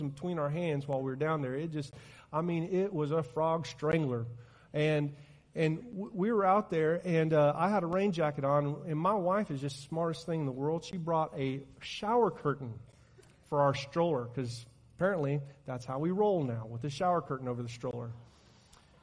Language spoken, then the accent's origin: English; Oklahoma, United States; As a matter of fact, I am